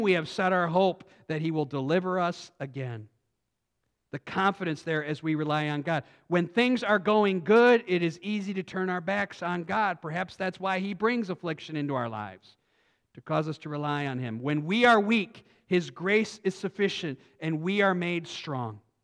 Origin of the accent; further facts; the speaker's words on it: United States; we as American Christians